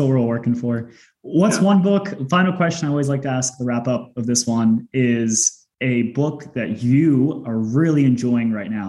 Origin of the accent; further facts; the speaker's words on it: Australia; I'm an Aussie